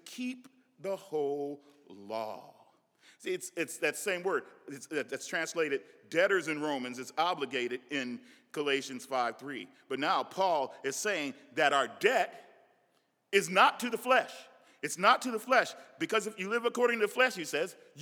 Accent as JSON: {"language": "English", "region": "Nebraska", "country": "United States", "said": "I'm from Nebraska. We have a different dialect"}